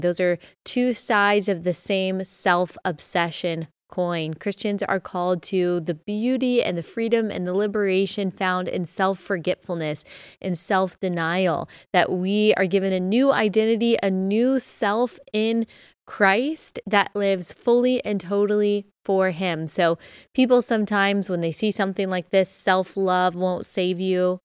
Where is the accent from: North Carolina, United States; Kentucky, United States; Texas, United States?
Texas, United States; moved away as an adult; also born or lived in Southeast US; growing up in Texas